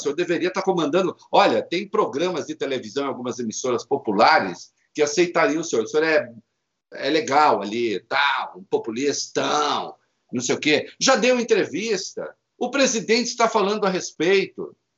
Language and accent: Portuguese; Brazil; moved away; como se diz na minha terra, lá em Dois Corvos, no interior